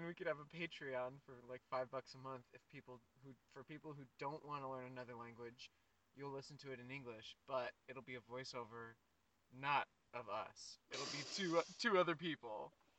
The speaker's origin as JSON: {"language": "English", "region": "Kentucky", "country": "United States", "tie": "born there", "also_born_or_lived": "Bay Area / Reno / Tulsa / Santa Maria", "said": "I was born in the Bay Area, and we moved around a lot. We moved to Reno, and then we moved to Tulsa, and then we moved to Santa Maria, and then we moved to Northern Kentucky, and that's where I went to high schoo"}